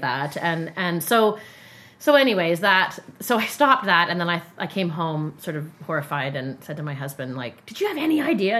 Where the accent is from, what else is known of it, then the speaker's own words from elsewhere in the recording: Calgary, Alberta, Canada; I'm like, hey, like, I'm from Calgary.